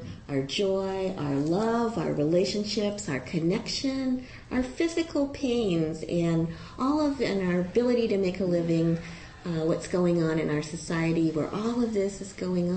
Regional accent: Ohio, United States; I was a kid from Ohio when I went to college.

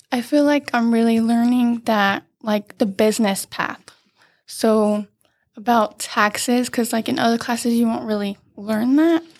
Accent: Banning, California, United States; I've been here since kindergarten and I grew up going to Hofer.

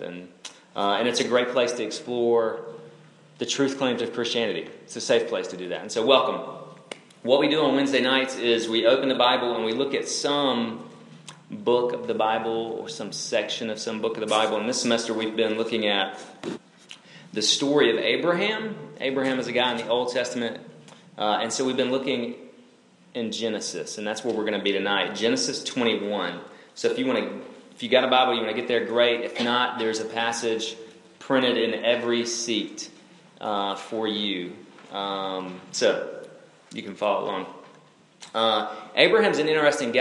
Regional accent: North Alabama, United States; moved away; I'm originally from Alabama

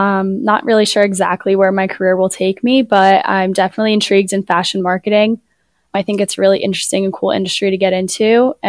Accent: Medford, United States; So I grew up in Medford, and obviously Brian Radwell's from Medford.

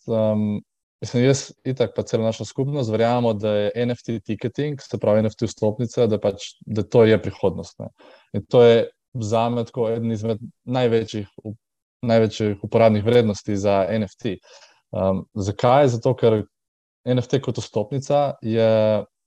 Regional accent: Trbovlje, Slovenia; moved away as an adult; also born or lived in Škofja Loka area, Slovenia / Primorska, Slovenia; prihajam tako, iz, iz Trbove, uh, kjer pač ne, ne živim um, od 18 let

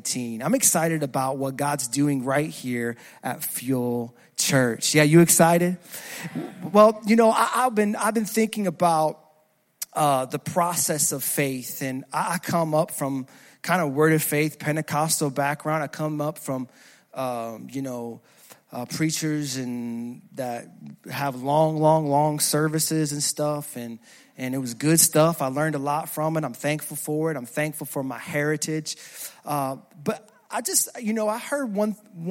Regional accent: New Jersey, United States; moved away; I'm originally from Jersey.

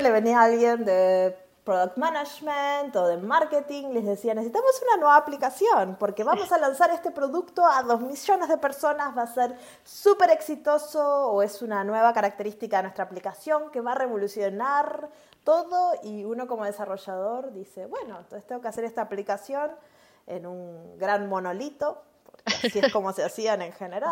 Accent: Uruguay; yo hablo un poquito raro porque soy de Uruguay

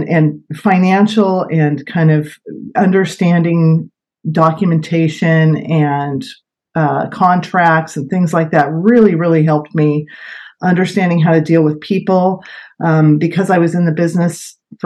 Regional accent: Sebastopol, California, United States; also born or lived in Santa Rosa, California; I grew up in Sebastopol over in West County, and I currently live in the Wickiup area of Santa Rosa

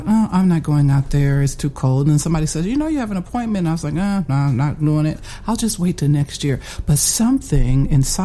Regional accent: Fort Wayne, Indiana, United States; Born and raised in Fort Wayne, attended Elmhurst High School

